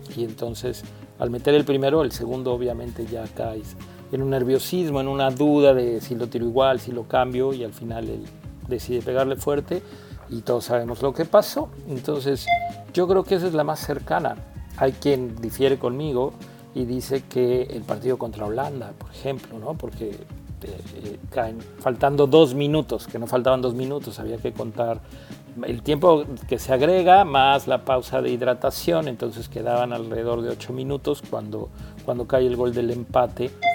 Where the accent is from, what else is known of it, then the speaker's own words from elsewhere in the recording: Mexico; now in United States; el ser mexicano